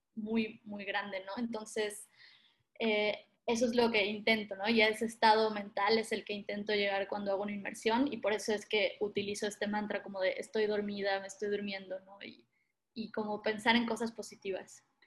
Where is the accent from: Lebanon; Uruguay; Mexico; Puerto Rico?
Mexico; Playa del Carmen, Quintana Roo; also born or lived in Argentina; yo me crié en Playa del Carmen, Quintana Roo, en México